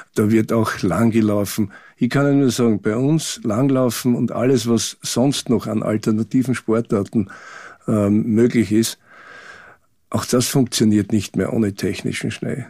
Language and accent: German; Austria; für uns als Österreicher